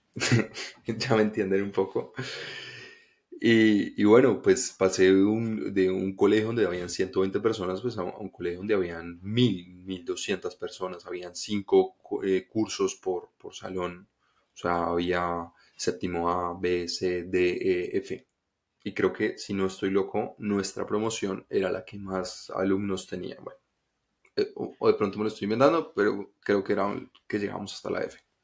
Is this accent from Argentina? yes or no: no; Bogotá, Colombia; yo nací en Colombia, nací en Bogotá